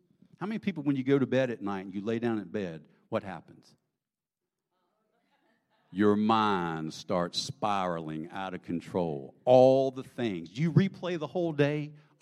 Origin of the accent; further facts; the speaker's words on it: Greenville, South Carolina, United States; growing up in Greenville, you know, the middle of the Bible Belt